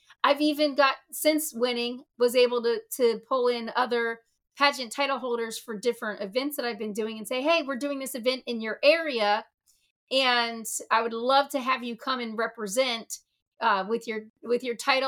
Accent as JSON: {"language": "English", "country": "Thailand", "tie": "born or raised there", "moved": "yes", "said": "I hold the title of Elite Miss Universal Petite Thailand, because I was born in Thailand"}